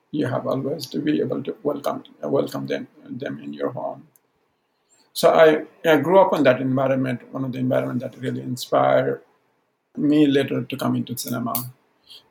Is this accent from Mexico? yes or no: no; Udayapur district, Koshi Province, Nepal; first language Maithili; English is a second language; also born or lived in Saptari; I was really little when we moved to Udaipur. And that is Nepali-speaking community around. I come from Maithili-speaking community